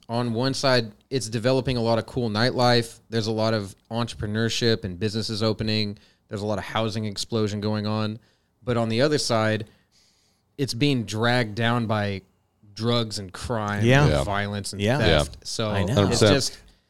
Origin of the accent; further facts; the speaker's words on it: Modesto, California, United States; also born or lived in Escalon, California; now in Roseville, United States; I'm from Modesto, actually. I went to high school in Escalon.